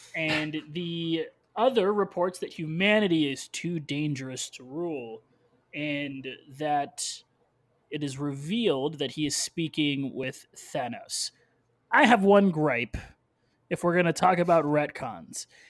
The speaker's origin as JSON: {"language": "English", "country": "United States", "said": "as an American"}